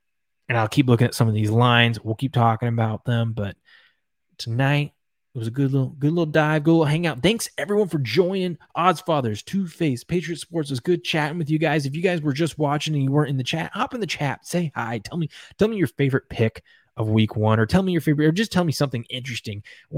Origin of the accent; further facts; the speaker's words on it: New York, United States; Maybe I'm biased because I'm a New Yorker